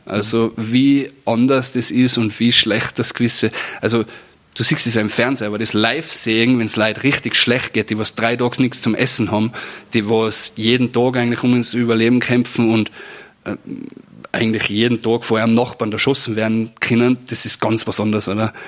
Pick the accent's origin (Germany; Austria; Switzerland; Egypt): Austria; bei uns in Föhrbrunn